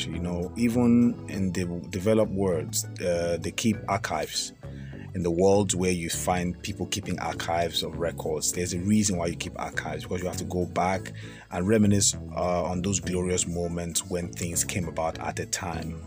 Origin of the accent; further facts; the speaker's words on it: Nigeria; I'm not a northerner. I'm a Nigerian